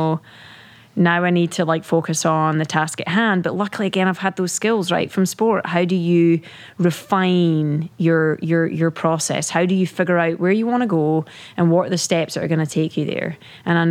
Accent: Scotland, United Kingdom; moved away; growing up in the UK, right? Being British

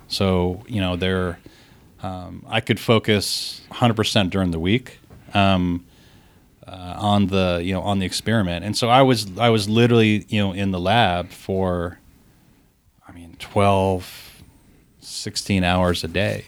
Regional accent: Columbus, United States; when I was a kid growing up in Columbus

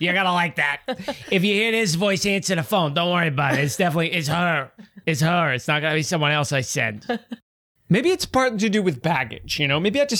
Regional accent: Chicago, Illinois, United States; I'm from Chicago.

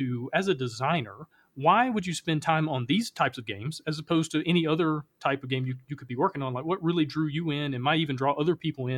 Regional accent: the South, United States; I know growing up in the South, we have so many superstitions around sports

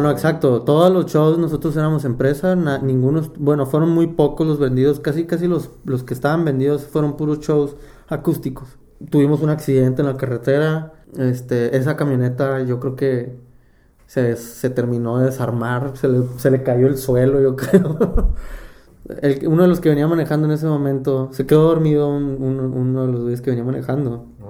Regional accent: Mexicali, Baja California, Mexico; now in Guadalajara, Mexico; yo empecé a tocar a los 14 años fue mi primera banda. Tocaba la, la batería en un grupo de, Mexicali

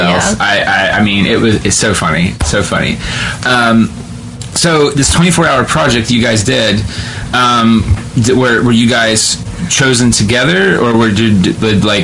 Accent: West Jefferson, Ohio, United States; I'm from West Jeff and Grant, our theater program then was good

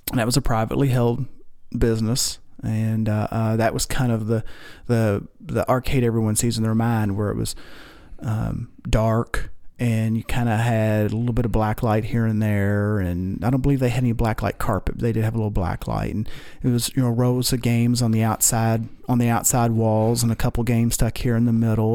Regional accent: Louisville, Kentucky, United States; I grew up here in Louisville

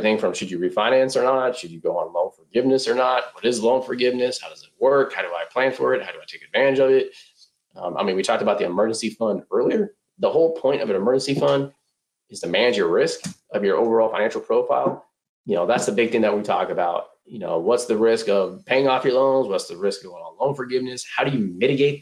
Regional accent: Northern California, United States; moved away as an adult; now in Texas, United States; growing up in Northern California

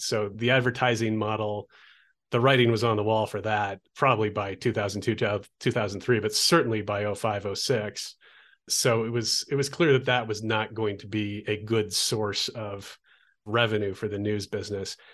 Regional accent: Olympia, Washington, United States; moved away as an adult; also born or lived in Oregon coast; now in Albuquerque, United States; I grew up in Olympia, Washington

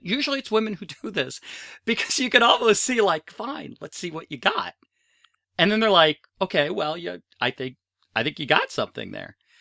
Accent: United States; we're from the States

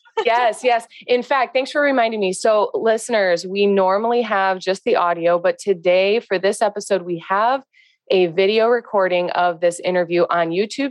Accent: Northwest Indiana, United States; I'm from Northwest Indiana

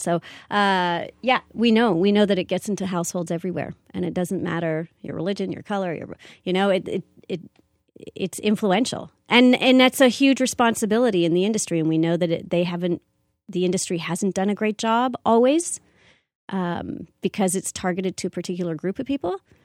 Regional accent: Canada; I'm a Canadian actor and I live here in Canada.

